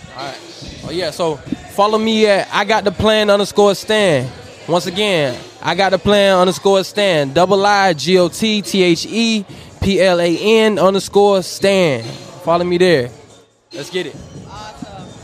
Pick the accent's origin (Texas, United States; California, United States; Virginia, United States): Virginia, United States; Northern; I'm from Nova VA, from the 75